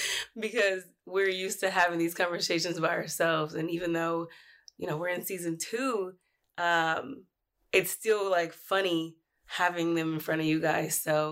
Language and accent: English; California, United States; now in Washington, United States; I'm from California.